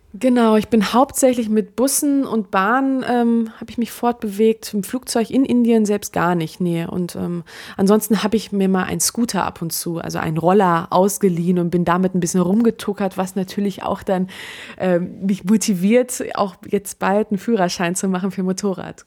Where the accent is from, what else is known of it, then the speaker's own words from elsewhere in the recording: Germany; ich bin hier geboren in Deutschland